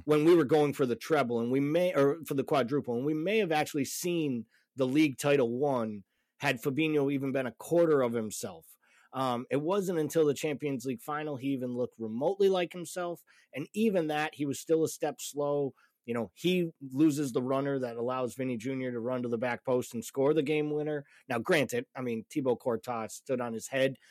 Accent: Massachusetts, United States; I'm from Massachusetts

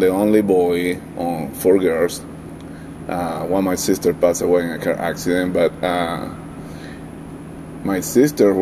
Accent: Valencia, Carabobo, Venezuela; now in Denver, United States; I'm from originally from Venezuela, South America, specifically from Valencia, which is a city very close to the Caribbean Sea

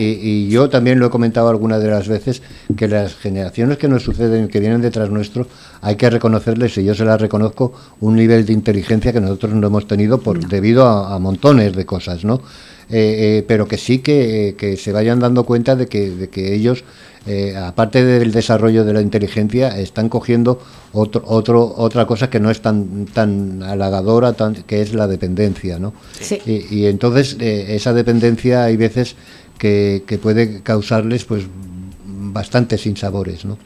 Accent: Valencian Community, Spain; also born or lived in Granada; now in Valencia, Spain; soy valenciano y que, decidí venir a Valencia, pues salí de Granada

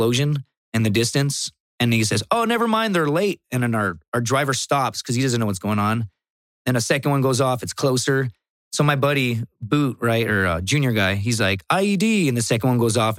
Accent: Laredo, Texas, United States; I'm from Laredo, Texas.

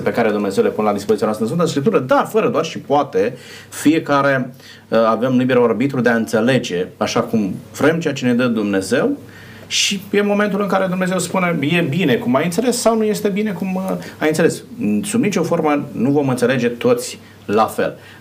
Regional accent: Romania; noi, ca și români, consumăm porc

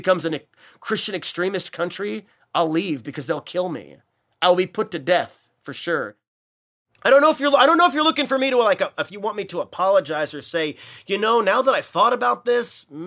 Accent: United States; I'm an American

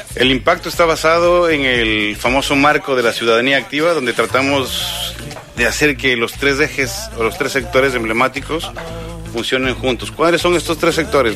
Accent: Quito, Pichincha, Ecuador; now in Argentina; soy quiteño

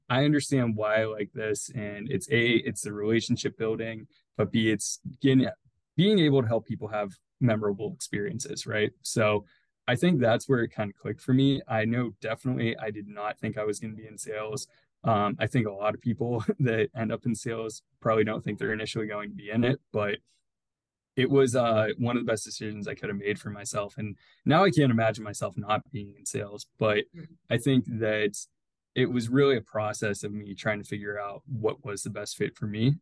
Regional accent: Youngstown, Ohio, United States; I grew up in Youngstown, Ohio

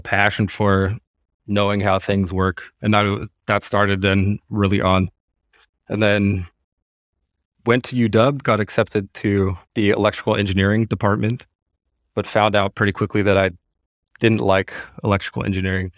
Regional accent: Seattle, Washington, United States; moved away as an adult; now in Germany; born and raised in Seattle, don't have any German roots or anything, spent my whole life in Seattle

